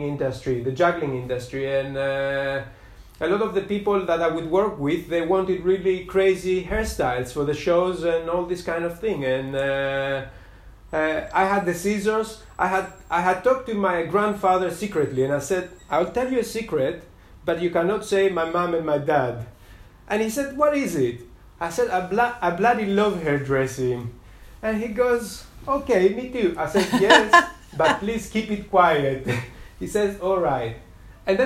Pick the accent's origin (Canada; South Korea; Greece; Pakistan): Greece; now in Brighton, United Kingdom; I am originally from Greece.